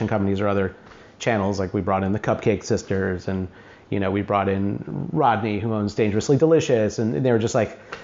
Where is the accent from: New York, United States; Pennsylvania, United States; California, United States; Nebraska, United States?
New York, United States; Greene; I was born in New York City, and then we moved to a small town in western New York called Greene